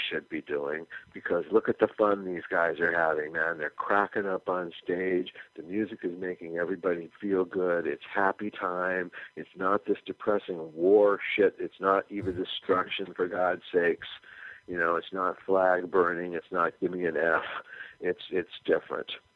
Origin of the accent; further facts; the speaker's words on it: California, United States; We were white middle class kids from a beach town in California